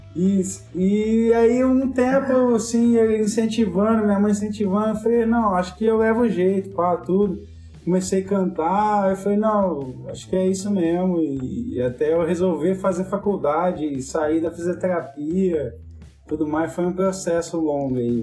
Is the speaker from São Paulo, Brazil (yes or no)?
yes; São Joaquim da Barra, São Paulo, Brazil; moved away as an adult; now in Ribeirão Preto, Brazil; eu e o Gui somos de São Joaquim da Barra